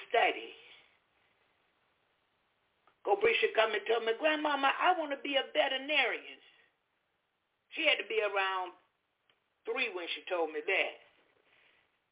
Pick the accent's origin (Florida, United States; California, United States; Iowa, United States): Florida, United States; Jacksonville; moved away; also born or lived in Alabama / Orlando, Florida; my hometown, Jacksonville